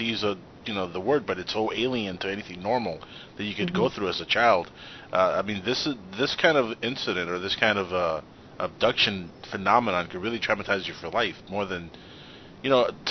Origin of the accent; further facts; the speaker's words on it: Los Angeles, California, United States; I grew up in Los Angeles